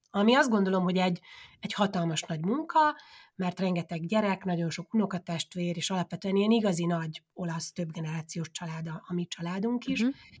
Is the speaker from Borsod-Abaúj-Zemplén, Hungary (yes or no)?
no; Kiskunfélegyháza, Bács-Kiskun, Hungary; moved away as an adult; now in Udine, Italy; én Kiskunfélegyházán nőttem fel